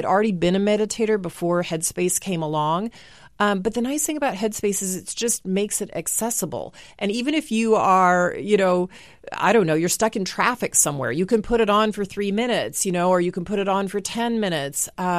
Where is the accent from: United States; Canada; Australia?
United States; Dallas, Texas; growing up in Dallas, there were these drill teams who performed at halftime.